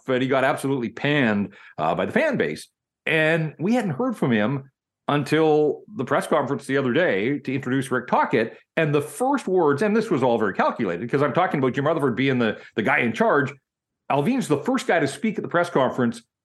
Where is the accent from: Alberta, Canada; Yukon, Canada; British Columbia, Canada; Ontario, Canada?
British Columbia, Canada; Vancouver; also born or lived in Kamloops; born and raised in Vancouver, and really outside of six years that I lived and worked in Kamloops